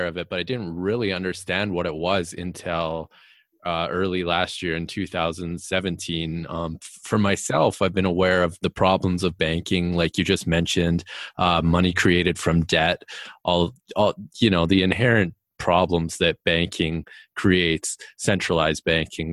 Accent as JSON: {"language": "English", "country": "Canada", "said": "I'm actually from Canada"}